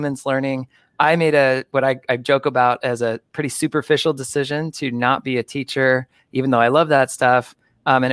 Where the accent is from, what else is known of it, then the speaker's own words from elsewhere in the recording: suburb of Phoenix, Arizona, United States; moved away as an adult; also born or lived in Milwaukee, Wisconsin; moved back to my hometown. It's a suburb of Phoenix, Arizona